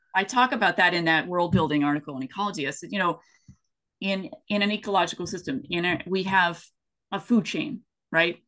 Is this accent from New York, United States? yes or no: no; East Tennessee, United States; moved away as an adult; also born or lived in West Coast US; I grew up in East Tennessee, and I've had biscuits and gravy my entire life.